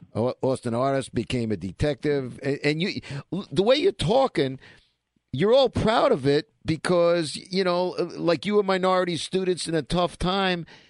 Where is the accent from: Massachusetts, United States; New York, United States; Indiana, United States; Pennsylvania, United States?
New York, United States; New York City; we're kids from Brooklyn